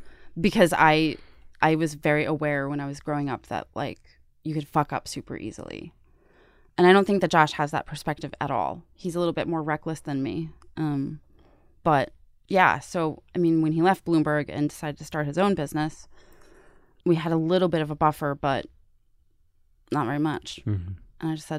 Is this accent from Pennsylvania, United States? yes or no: yes; Pittsburgh, Pennsylvania, United States; moved away as an adult; now in New York, United States; I had no network when I moved to New York from Pittsburgh.